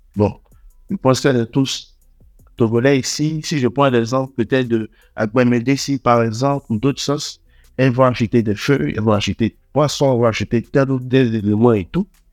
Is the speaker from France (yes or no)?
no; Abidjan, Côte d’Ivoire; also born or lived in Togo / Lomé; je suis togolais. Je suis né à Abidjan. J'ai toujours vécu à Abidjan